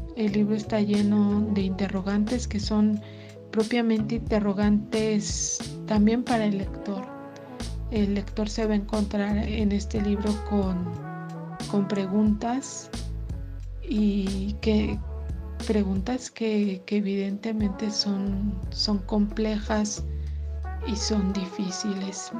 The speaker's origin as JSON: {"language": "Spanish", "region": "Querétaro", "country": "Mexico", "said": "soy queretana"}